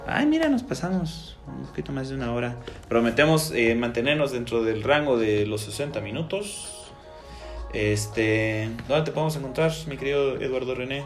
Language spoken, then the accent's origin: Spanish; Mexico; los mexicanos